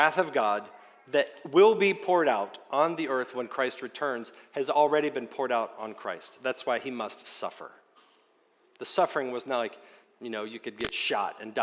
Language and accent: English; Wayne County, West Virginia, United States; I grew up in Wayne County, West Virginia